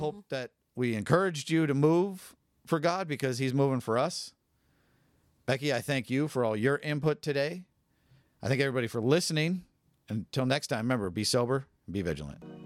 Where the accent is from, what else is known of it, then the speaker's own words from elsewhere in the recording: California, United States; now in Spokane, United States; I'm from California.